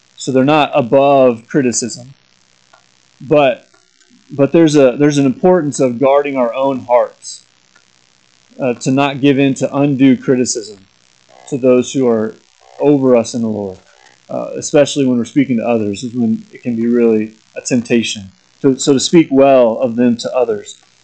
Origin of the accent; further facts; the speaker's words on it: Corning, Kansas, United States; moved away as an adult; also born or lived in Lawrence, Kansas / Lincoln, Nebraska; my hometown of Corning, Kansas, is where I grew up